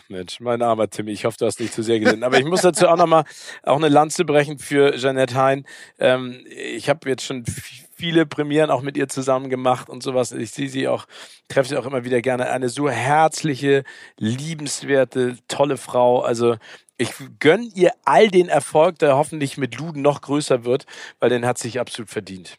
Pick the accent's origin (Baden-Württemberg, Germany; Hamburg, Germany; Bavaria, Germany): Hamburg, Germany; als Hamburger